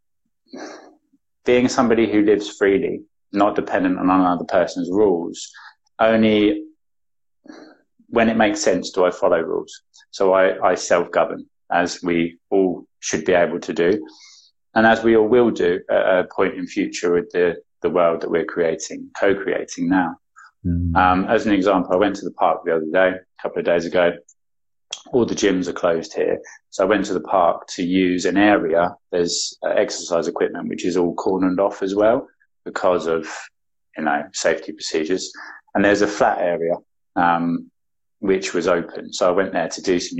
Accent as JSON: {"language": "English", "area": "an hour or so above London", "region": "East of England", "country": "United Kingdom", "said": "The East Coast in the UK, so an hour or so above London."}